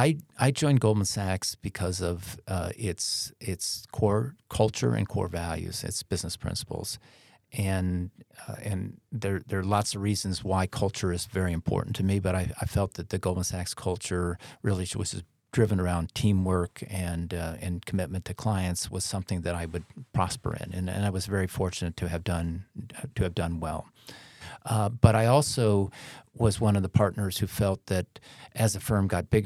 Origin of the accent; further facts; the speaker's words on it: Midwest, United States; now in New York City, United States; I was a kid from the Midwest, turned up in the big city.